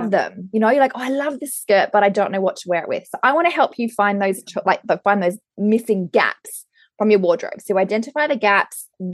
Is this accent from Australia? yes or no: yes; Brisbane, Queensland, Australia; now in Auckland, New Zealand; I am a personal stylist here in Auckland. I'm originally from Brisbane